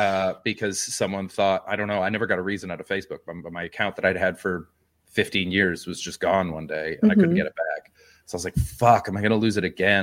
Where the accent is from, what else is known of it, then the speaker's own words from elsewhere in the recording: Canadian, Texas, United States; It said I was from Canadian Texas.